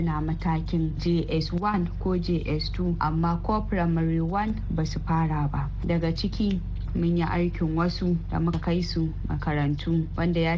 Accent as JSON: {"language": "Hausa", "country": "Nigeria"}